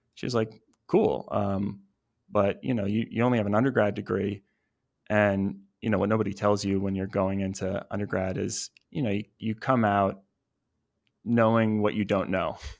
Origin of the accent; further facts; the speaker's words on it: New Jersey, United States; now in Los Angeles, United States; I'm from New Jersey originally